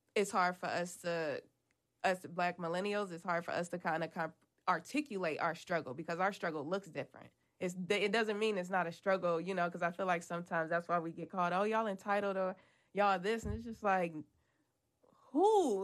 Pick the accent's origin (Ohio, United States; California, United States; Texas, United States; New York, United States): Ohio, United States; Cleveland; we're all from Cleveland